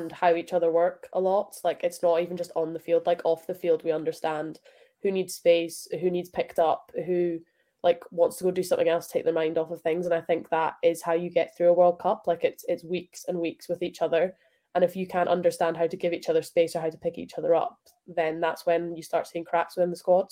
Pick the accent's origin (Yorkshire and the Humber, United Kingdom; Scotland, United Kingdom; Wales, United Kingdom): Scotland, United Kingdom